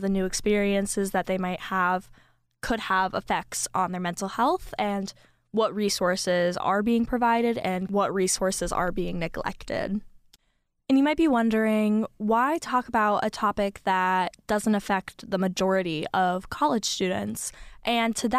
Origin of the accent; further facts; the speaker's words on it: Northeast United States, United States; I grew up in the United States. I've always lived here. I've always actually lived in the Northeast region of the United States